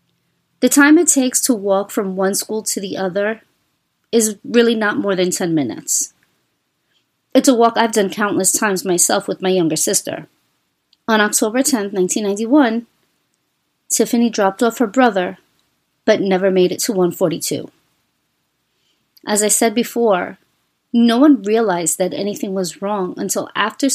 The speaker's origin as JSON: {"language": "English", "town": "New York City", "region": "New York", "country": "United States", "tie": "born or raised there", "said": "As a child growing up in New York City"}